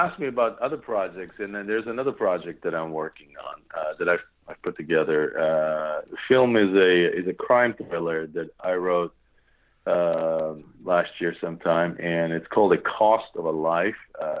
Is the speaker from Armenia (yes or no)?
yes; Yerevan, Armenia; They're visiting our homeland, which, you know, from where I'm at, you know, I came from Hayastan, Yerevan, Armenia.